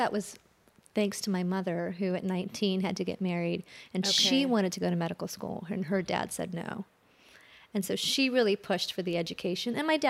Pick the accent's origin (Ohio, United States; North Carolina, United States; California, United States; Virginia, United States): Ohio, United States; Columbus; also born or lived in India; But my family moved here when I was 5, and then I was raised in Columbus, Ohio, in a very dualistic world, right?